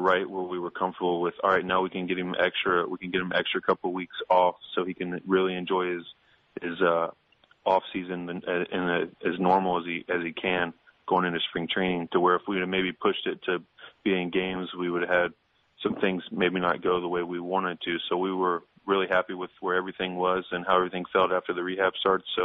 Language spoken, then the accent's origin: English; Indianapolis, Indiana, United States; now in St. Louis, United States; Growing up in Indianapolis, we had a minor league team